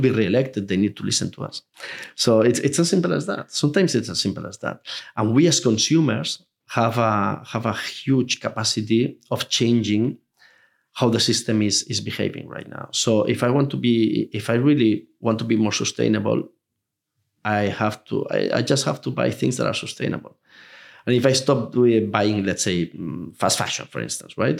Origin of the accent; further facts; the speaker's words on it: Spain; Spain, even though it's my home country